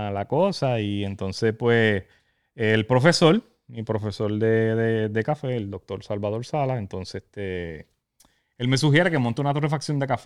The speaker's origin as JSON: {"language": "Spanish", "town": "Utuado", "country": "Puerto Rico", "said": "soy de Utuado, de Ciales."}